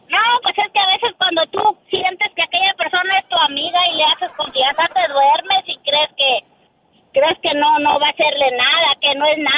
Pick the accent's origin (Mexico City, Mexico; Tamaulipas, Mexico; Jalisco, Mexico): Tamaulipas, Mexico; Estación Manuel; moved away; allá en el pueblo donde soy, adelante de Estación Manuel